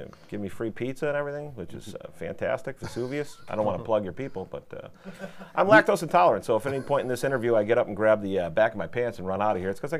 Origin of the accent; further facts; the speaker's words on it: Chicopee, Massachusetts, United States; I'm from Chicopee, Mass.